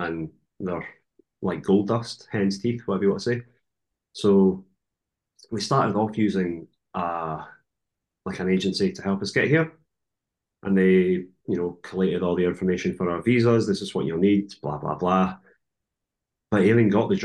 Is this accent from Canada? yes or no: no; further up the coast from Edinburgh, Scotland, United Kingdom; moved away as an adult; now in New Zealand; I'm not originally from Edinburgh. I'm kind of from further up the coast